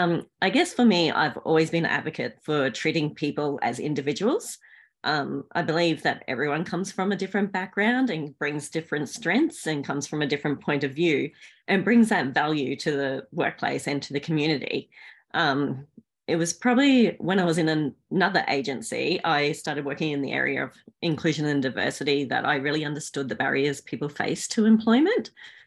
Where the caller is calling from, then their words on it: Australian Capital Territory, Australia; I'm joining you from Ngunnawal country